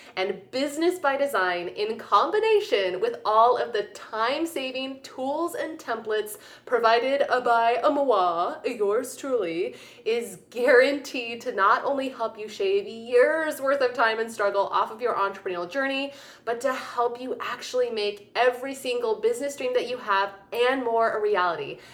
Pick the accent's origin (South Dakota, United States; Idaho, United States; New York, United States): South Dakota, United States; Rapid City; moved away; I was born in Rapid City, South Dakota, so that is like my homeland.